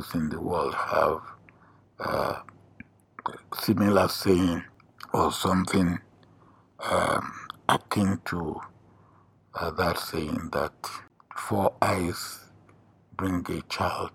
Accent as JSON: {"language": "English", "country": "Nigeria", "tie": "born or raised there", "said": "I was a village boy, born in a village"}